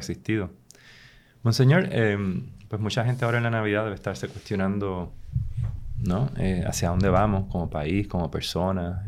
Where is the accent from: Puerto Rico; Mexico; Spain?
Puerto Rico; nosotros como puertorriqueñas y puertorriqueños